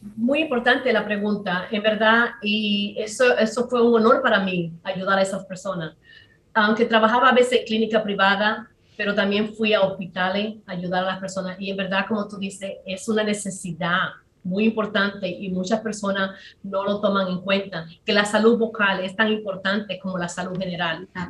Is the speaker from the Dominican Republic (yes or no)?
yes; San Pedro de Macorís, Dominican Republic; moved away as an adult; also born or lived in New York / New Jersey; now in United States; en Macorís, que es de que yo soy